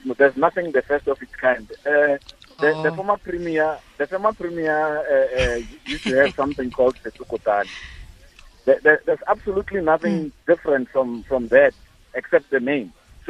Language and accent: English; Mahikeng, North West, South Africa; moved away; Northwest is my second home. I grew up in Mafeking